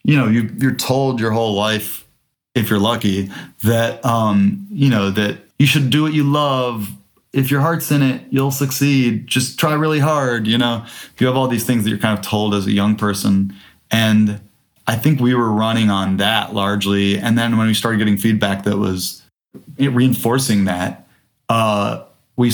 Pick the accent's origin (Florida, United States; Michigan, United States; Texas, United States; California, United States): Michigan, United States; Detroit; moved away; also born or lived in Louisville, Kentucky; I grew up in Detroit